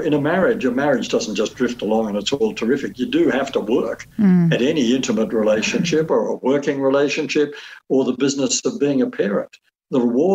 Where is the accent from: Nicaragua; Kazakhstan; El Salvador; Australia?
Australia; I'm an Australian.